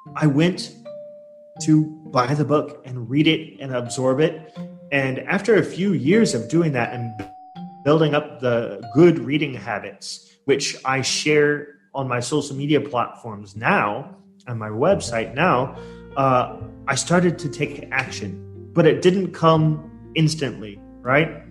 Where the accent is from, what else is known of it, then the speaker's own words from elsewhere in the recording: Portland, Oregon, United States; moved away as an adult; now in Surabaya, Indonesia; I'm originally from uh, U.S. I come from Portland, Oregon